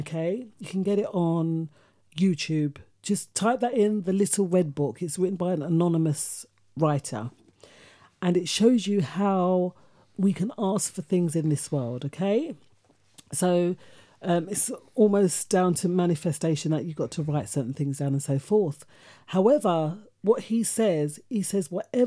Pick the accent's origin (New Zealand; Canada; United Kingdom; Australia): United Kingdom; London; we grew up on in Hackney, in an estate somewhere